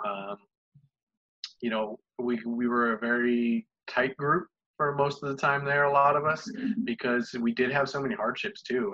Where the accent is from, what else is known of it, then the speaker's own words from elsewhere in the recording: Toms River, New Jersey, United States; I grew up in Toms River, New Jersey, known for Toms River, Toms River Little League baseball